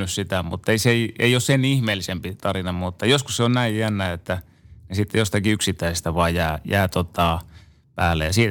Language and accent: Finnish; Joensuu, North Karelia, Finland; also born or lived in Seinäjoki / Imatra; kun mä synnyin Seinäjoella, niin kahden vanhana, niin muutettiin Imatralle ja, ja sieltä muutettiin sitten tota Joensuuhun.